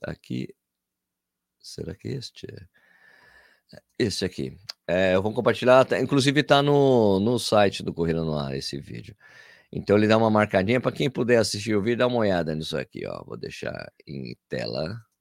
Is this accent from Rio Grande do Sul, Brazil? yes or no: no; São Paulo, Brazil; Nasci em São Paulo, mas sou filho de pernambucano